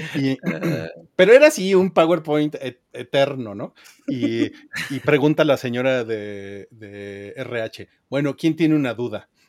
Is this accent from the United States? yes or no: no; Mexico; el noventa y ocho por ciento de los que estamos en esa comunidad somos mexicanos